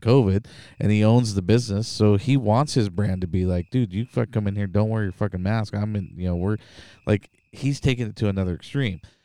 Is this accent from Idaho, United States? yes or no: yes; Idaho, United States; I'm from Idaho